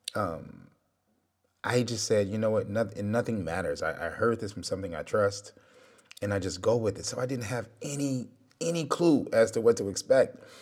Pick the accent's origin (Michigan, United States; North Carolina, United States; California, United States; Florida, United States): Michigan, United States; Detroit; I'm from Detroit. So you, you grow up, you gotta be tough